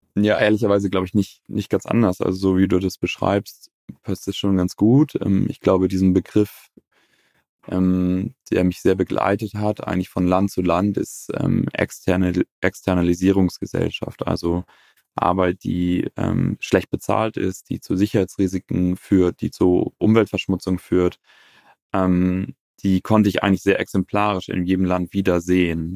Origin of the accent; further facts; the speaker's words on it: Northern Germany, Germany; Ich selber bin auf dem Bauernhof groß geworden in Norddeutschland